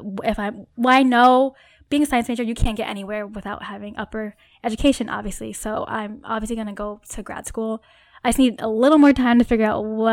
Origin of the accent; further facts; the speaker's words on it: Connecticut, United States; moved away as an adult; now in Boston, United States; I'm from Connecticut